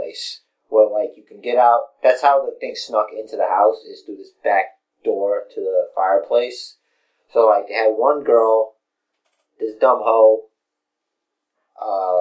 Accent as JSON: {"language": "English", "town": "New York City", "region": "New York", "country": "United States", "said": "both Fresh and I hail from Brooklyn. We live in Brooklyn"}